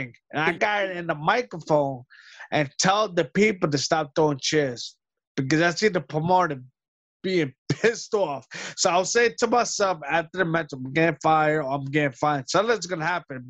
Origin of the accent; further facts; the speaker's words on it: New York City, New York, United States; New York City is my hometown